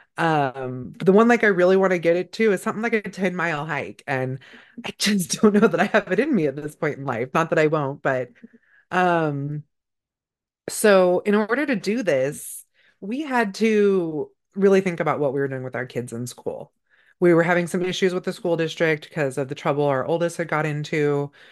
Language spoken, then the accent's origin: English; Northern California, United States; I grew up in Northern California.